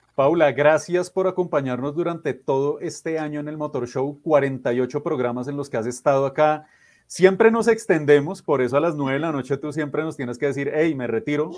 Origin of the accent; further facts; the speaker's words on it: Colombia; sobre todo como colombianos